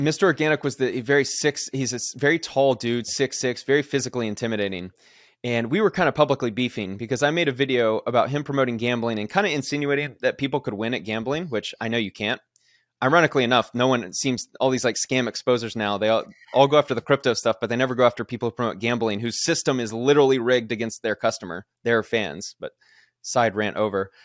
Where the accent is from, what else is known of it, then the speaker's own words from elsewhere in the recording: Kennesaw, Georgia, United States; moved away as an adult; also born or lived in Alabama / Florida / Houston, Texas / Oakland, California; I grew up in Kennesaw, Georgia, nice suburb of Atlanta